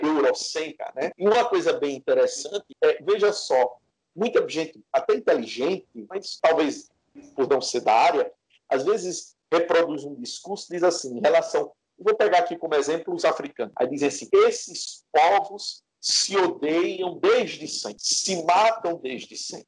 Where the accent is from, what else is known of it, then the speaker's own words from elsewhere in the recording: Northeast Region, Brazil; nós que somos nordestinos